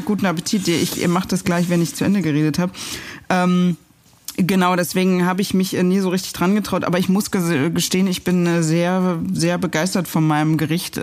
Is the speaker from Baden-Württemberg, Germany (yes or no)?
no; Berlin, Germany; ich komme aus Berlin-Pankow, da waren alle Ostdeutsch